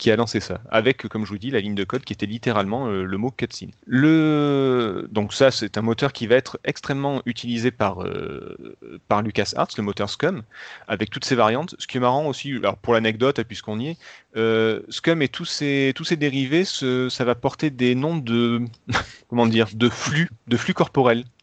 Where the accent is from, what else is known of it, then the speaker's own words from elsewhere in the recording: Chicago, Illinois, United States; born there; vous savez que je suis né à Chicago